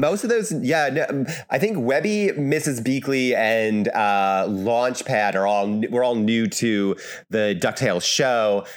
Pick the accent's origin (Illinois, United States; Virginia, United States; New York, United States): New York, United States; Albany; I'm from the Albany area